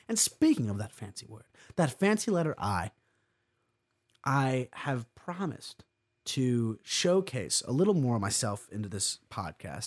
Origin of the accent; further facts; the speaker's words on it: New York, United States; I'm from New York State. I've lived here my entire life.